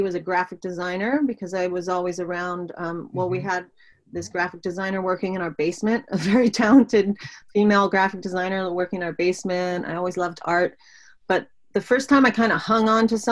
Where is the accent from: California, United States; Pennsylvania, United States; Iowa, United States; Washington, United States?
Pennsylvania, United States; Pittsburgh; I was born in Pittsburgh, Pennsylvania